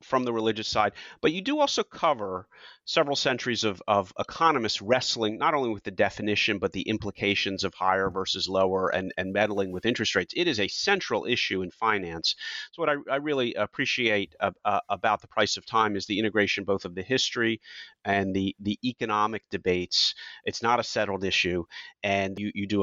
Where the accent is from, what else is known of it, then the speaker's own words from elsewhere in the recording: United States; as an American